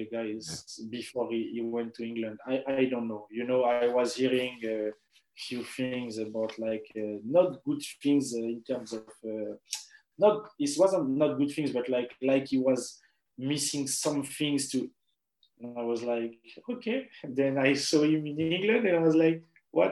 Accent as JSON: {"language": "English", "town": "Paris", "region": "Île-de-France", "country": "France", "moved": "yes", "said": "we're from Paris"}